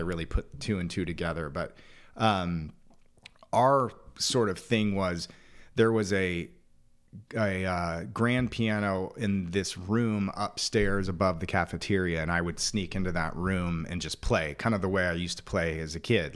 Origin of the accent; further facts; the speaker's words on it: Phoenix, Arizona, United States; I'm fourth generation native of Phoenix